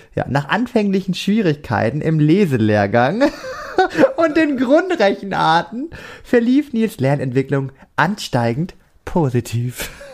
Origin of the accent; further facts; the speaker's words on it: Germany; ich bin aus Deutschland